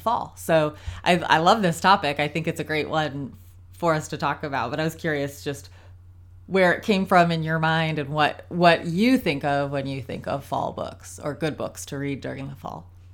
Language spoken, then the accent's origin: English; Ohio, United States; also born or lived in South Carolina; now in North Carolina, United States; I grew up in Ohio